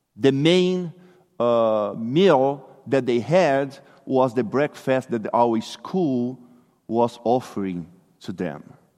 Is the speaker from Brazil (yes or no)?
yes; Brazil; English is a second language; moved away; I'm originally from Brazil